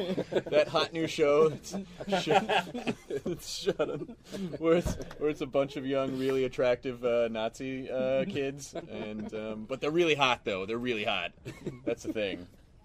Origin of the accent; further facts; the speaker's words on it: Tennessee, United States; I'm from Tennessee.